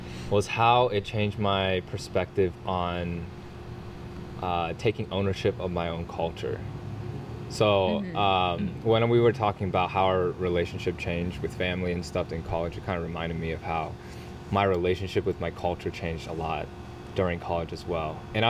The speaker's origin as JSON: {"language": "English", "town": "Cincinnati", "region": "Ohio", "country": "United States", "tie": "born or raised there", "said": "we grew up in in Cincinnati, Ohio, which is in Ohio. So we were the minority growing up for sure."}